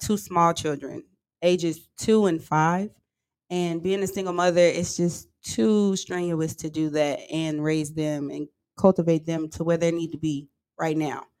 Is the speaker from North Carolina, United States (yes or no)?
yes; Charlotte, North Carolina, United States; moved away as an adult; now in Houston, United States; I'm from Charlotte, North Carolina